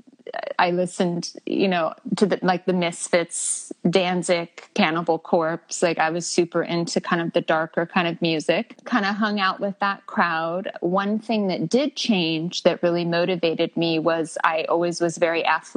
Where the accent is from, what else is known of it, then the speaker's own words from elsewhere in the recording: El Monte, California, United States; also born or lived in Alhambra, California / Temple City, California / La Crescenta, California / Glendale, California; I grew up in El Monte, Temple City